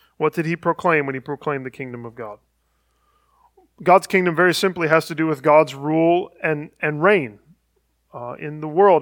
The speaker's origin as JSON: {"language": "English", "region": "Northeast Ohio", "country": "United States", "tie": "born or raised there", "said": "I grew up in Northeast Ohio"}